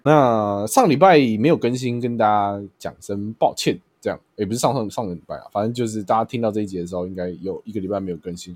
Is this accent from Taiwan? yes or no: yes; Taiwan; 我就说我是台湾来的